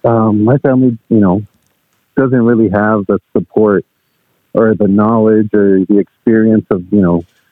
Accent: Denver, Colorado, United States; I was born in Denver.

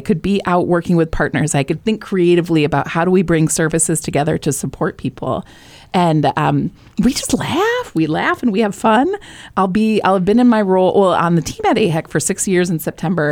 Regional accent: Michigan, United States; moved away as an adult; now in New Hampshire, United States; I'm from Michigan

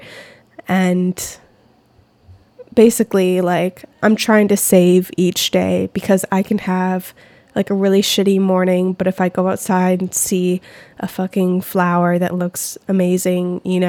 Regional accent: United States; as an American

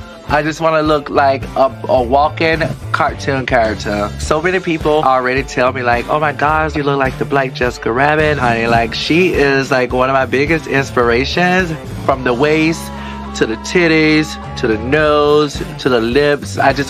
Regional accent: Miami, Florida, United States; I'm 34 years of age, and I'm from Miami, Florida.

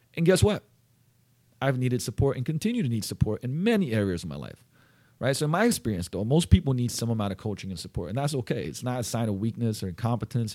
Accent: Slovenia; moved away; I'm from Slovenia. We used to gl-, eat goulash growing up

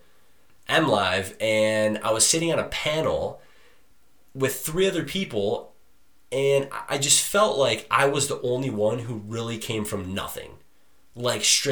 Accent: Detroit, Michigan, United States; I come from Detroit, Michigan. Love my family.

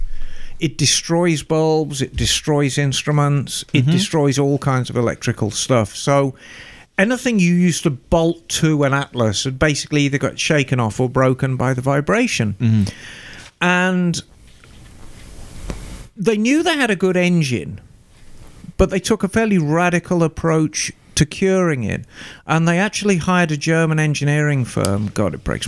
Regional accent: Birmingham, West Midlands, United Kingdom; These bikes were made in Birmingham, and as everyone is probably aware, that is my hometown

